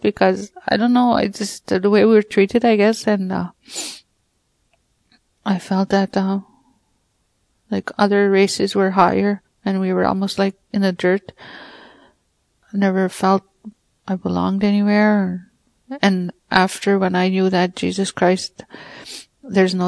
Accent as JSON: {"language": "English", "area": "Peguis First Nation", "region": "Manitoba", "country": "Canada", "tie": "born or raised there", "said": "I'm from Peguis, Manitoba, First Nation. When I was young, growing up, it wasn't easy."}